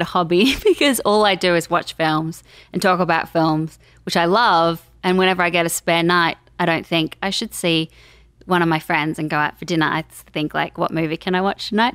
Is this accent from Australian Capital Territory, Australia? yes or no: yes; Canberra, Australian Capital Territory, Australia; moved away as an adult; also born or lived in Sydney; now in Los Angeles, United States; straight out of school, I was like, I'm moving from Canberra up to Sydney